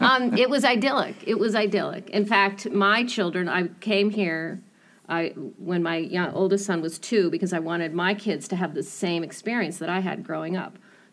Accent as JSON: {"language": "English", "town": "Hanover", "region": "New Hampshire", "country": "United States", "tie": "born or raised there", "said": "I grew up in Hanover."}